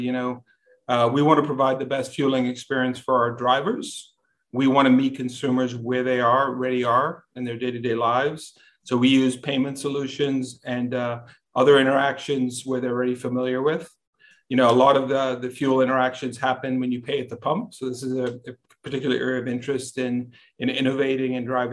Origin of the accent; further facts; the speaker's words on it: Bahamas; now in Texas, United States; I was born and raised in the Bahamas